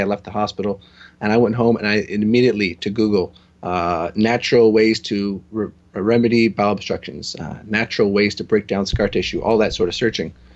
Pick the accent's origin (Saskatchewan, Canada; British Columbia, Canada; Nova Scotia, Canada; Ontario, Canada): Ontario, Canada; Toronto; I'm from Toronto